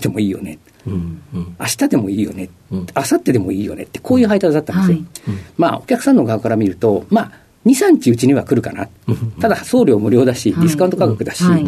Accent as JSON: {"language": "Japanese", "region": "Tokyo", "country": "Japan", "tie": "born or raised there"}